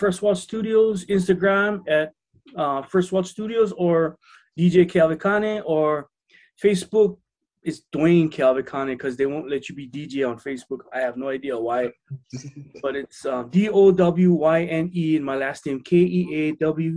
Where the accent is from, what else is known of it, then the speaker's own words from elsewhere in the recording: Hilo, Hawaii, United States; also born or lived in Oahu, Hawaii; I grew up in Hilo, Hawaii. I graduated from Hilo High.